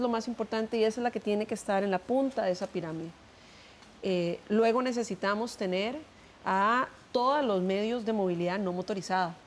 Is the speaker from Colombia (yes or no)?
no; Costa Rica; nosotros como equipo, como costarricenses